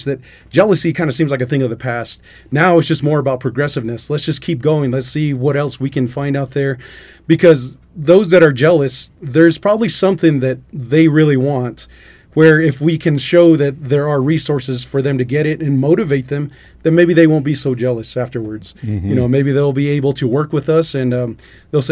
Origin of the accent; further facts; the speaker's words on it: Albuquerque, New Mexico, United States; now in Klagetoh, United States; originally I'm from Albuquerque, but I'm out in Klagetoh because my mother, that's where she's from